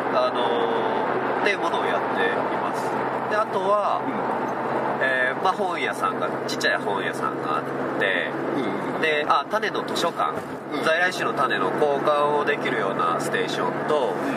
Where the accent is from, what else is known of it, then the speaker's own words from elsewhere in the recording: Chiba, Japan; moved away as an adult; now in Tsuwano, Japan; もともとずっと生まれてから千葉県、うん、30年間千葉県にいて